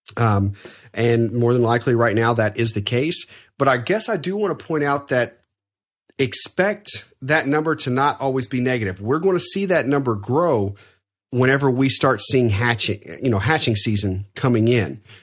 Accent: Evansville, Indiana, United States; my hometown in Evansville

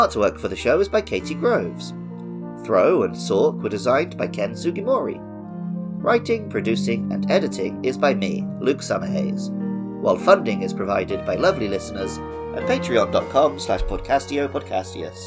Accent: England, United Kingdom; moved away as an adult; now in Japan; I grew up in England as an indoorsy gamer

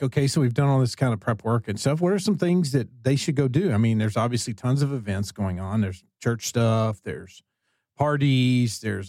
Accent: Texas, United States; Well, I'm not personally. I'm Texan

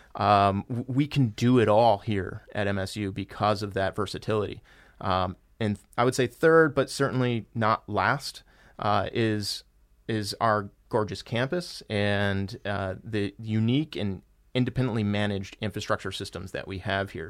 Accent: Michigan, United States; I was born and raised here in Michigan

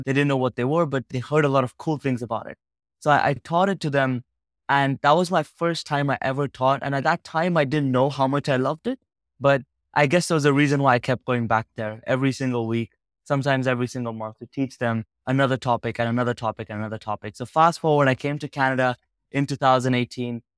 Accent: Uganda; moved away; I spent most of my life growing up in Uganda, a small country in West Africa

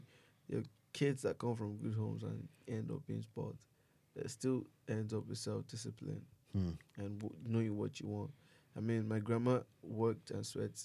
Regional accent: Lagos, Nigeria; I came from the slums. I was born in Mushin.

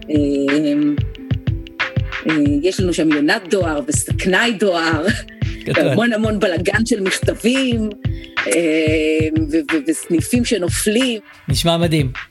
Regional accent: Haifa, Haifa District, Israel; לים, לטיילת, לבת גלים, שכונה שגדלתי בה.

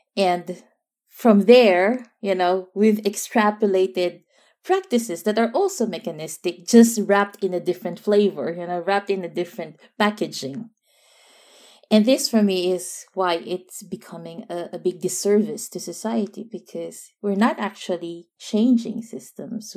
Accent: Philippines; now in Netherlands; being a Filipino and, and being in a, a, a very, yeah, extended

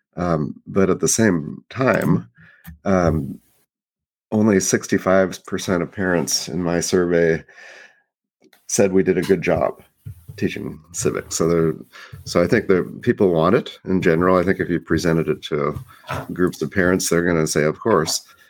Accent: Oregon, United States; moved away; also born or lived in Maryland; my home state

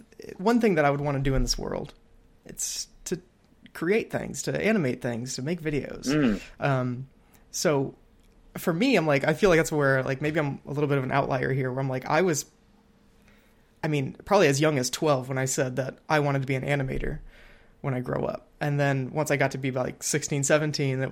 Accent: Perry, Ohio, United States; growing up near Cleveland

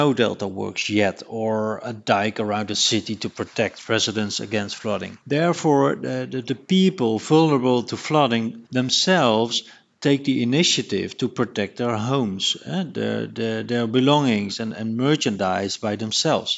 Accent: Rotterdam, South Holland, Netherlands; my hometown Rotterdam

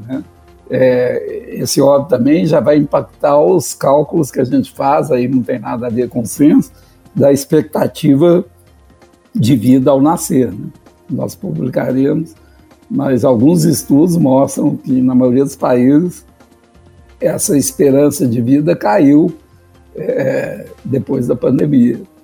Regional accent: Minas Gerais, Brazil; como mineiro

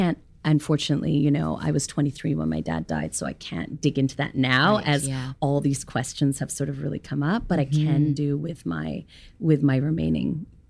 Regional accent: Hong Kong; Yeah, and then being born and raised in Hong Kong, it's like all of them spoke Cantonese.

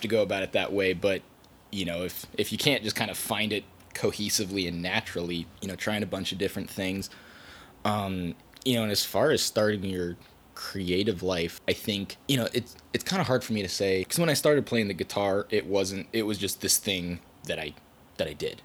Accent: Hillsboro, Oregon, United States; I grew up in Hillsboro, not too far from here

